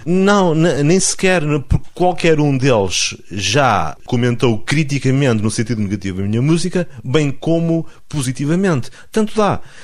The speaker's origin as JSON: {"language": "Portuguese", "town": "Alvites", "region": "Norte", "country": "Portugal", "tie": "born or raised there", "said": "eu sou transmontano e sou pedra dura"}